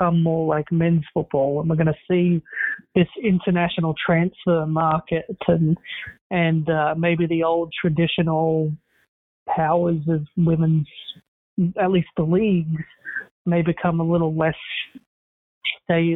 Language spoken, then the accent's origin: English; Australia